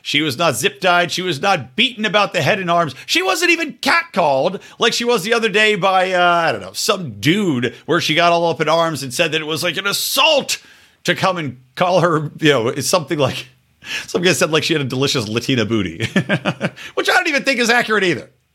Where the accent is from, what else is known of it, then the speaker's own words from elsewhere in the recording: Yardley, Pennsylvania, United States; I grew up in Yardley, Pennsylvania